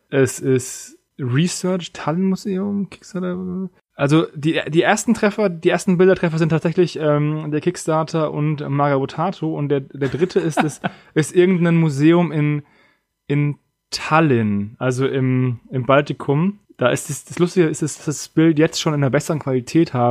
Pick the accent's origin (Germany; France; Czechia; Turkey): Germany; Ja, ich bin Deutscher